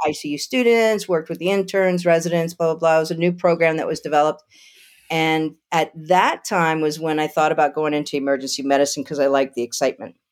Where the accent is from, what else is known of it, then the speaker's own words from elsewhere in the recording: Lafayette, Louisiana, United States; moved away as an adult; also born or lived in Idaho / Albuquerque, New Mexico; now in Asheville, North Carolina, United States; Lafayette, Louisiana, a Cajun